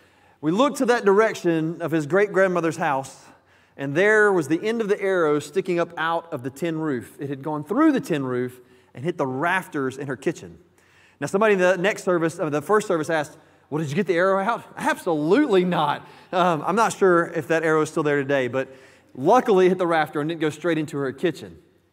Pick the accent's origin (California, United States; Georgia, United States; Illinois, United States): Georgia, United States; College Park; When I was growing up, I grew up in College Park, Georgia, which is just south of Atlanta, definitely a suburb area.